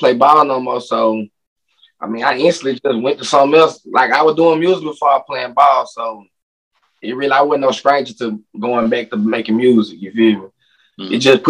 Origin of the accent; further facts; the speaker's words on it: Minnehaha, Mississippi, United States; I'm from Minnehaha. Like, that's the country that's more down south.